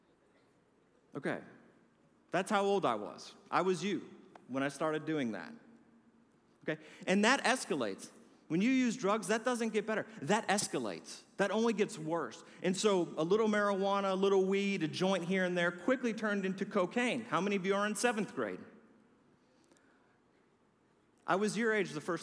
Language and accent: English; Milwaukee, Wisconsin, United States; I grew up in Milwaukee, Wisconsin